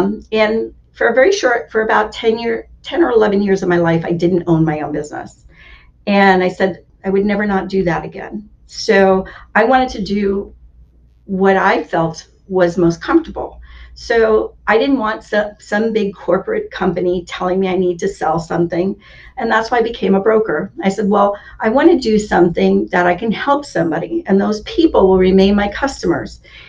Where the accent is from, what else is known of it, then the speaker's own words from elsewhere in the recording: Germany; born there; I grew up in, well, I was born in Germany. I grew up in up north